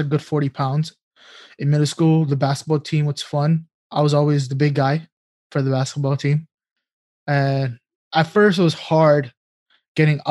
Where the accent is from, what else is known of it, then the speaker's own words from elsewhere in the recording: New York City, New York, United States; growing up in New York City, the public schools, you're provided with lunch and breakfast.